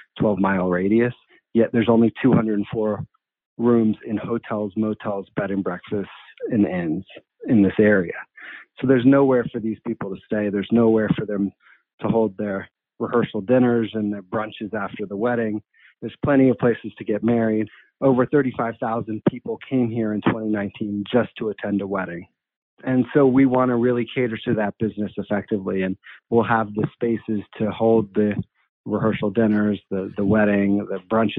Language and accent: English; Atlanta, Georgia, United States; moved away; also born or lived in Wisconsin / Brooklyn, New York; I'm originally from Atlanta, Georgia